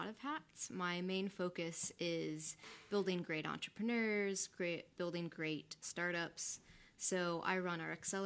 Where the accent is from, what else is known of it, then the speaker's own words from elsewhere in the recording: Orlando, Florida, United States; I grew up here in Orlando, went to Dr. Phillips down in South Orlando